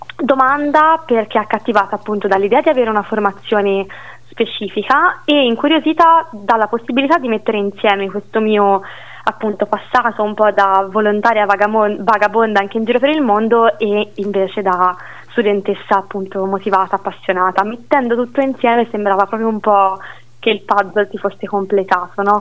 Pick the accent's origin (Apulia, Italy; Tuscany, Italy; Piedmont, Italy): Tuscany, Italy; Siena; sono nata e cresciuta a Siena